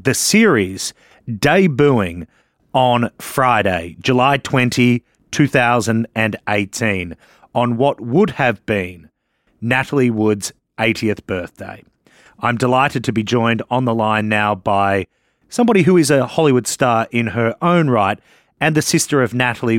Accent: Australia; moved away as an adult; now in United States; As an Australian who moved to the United States in 2008

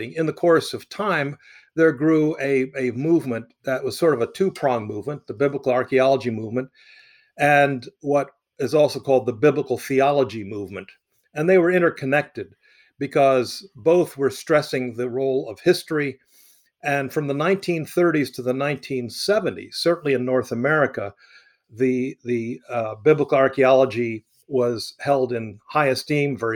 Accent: Egypt; moved away; I had the joy of growing up in Egypt

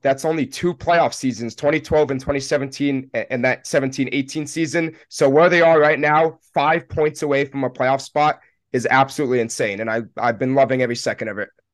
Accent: Randolph, New Jersey, United States; moved away as an adult; also born or lived in Penn State, Pennsylvania; I'm originally from Randolph, New Jersey

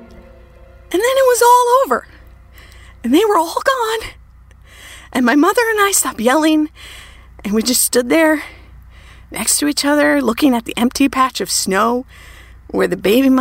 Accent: Minnesota, United States; I grew up in Minnesota, and in Minnesota, lots of people have cabins next to lakes

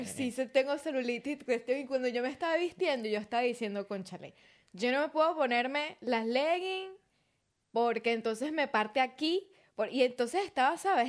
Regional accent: Maracay, Aragua, Venezuela; moved away as an adult; also born or lived in Valle de la Pascua, Guárico; now in Brisbane, Australia; realmente yo nací en Valle Pascua, Estado Guárico, pero crecí toda mi vida en Maracay, pero soy del llano

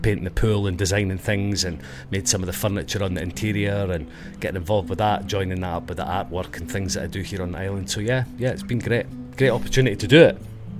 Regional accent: Dundee, Scotland, United Kingdom; now in Ibiza, Spain; I'm from Dundee on the east coast. I'm from there, just north of Edinburgh, south of Aberdeen. We're in the middle. The Sunshine City. We have lots of sunshine there. I think it's the sunniest place in the UK, I believe.

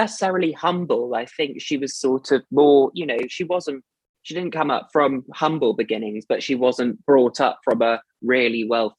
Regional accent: United Kingdom; accent: posh

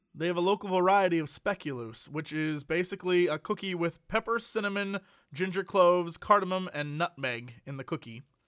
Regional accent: United States

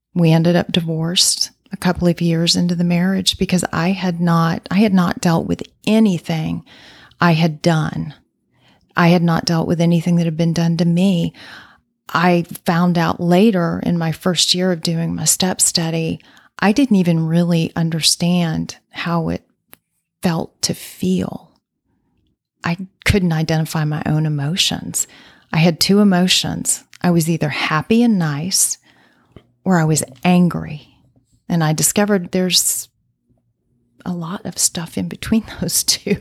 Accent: Midland, Michigan, United States; now in Dallas, United States; I actually grew up in Midland, Michigan

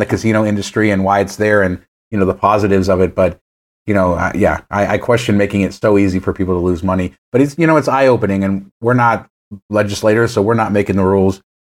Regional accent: Las Vegas, Nevada, United States; Growing up in Las Vegas

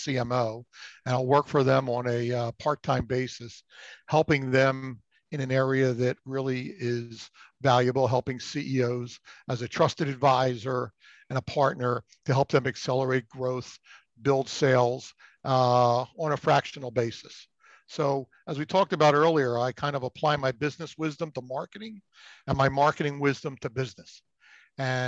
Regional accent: Philadelphia, Pennsylvania, United States; also born or lived in Florida; growing up in the Philadelphia area. Most of my career has been spent in this area

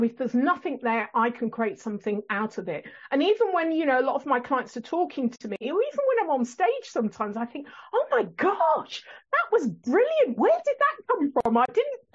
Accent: England, United Kingdom; accent: English; also born or lived in Botswana; my English accent

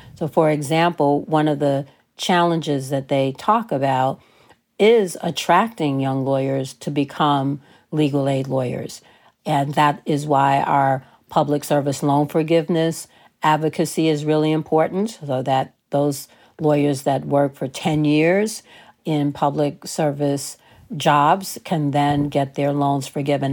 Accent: New York City, New York, United States; I grew up in New York City, so we, we call that elementary school.

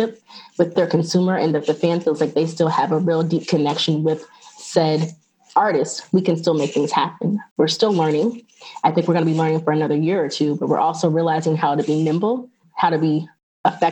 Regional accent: Atlanta, Georgia, United States; moved away as an adult; also born or lived in New York / Los Angeles; I'm from Atlanta

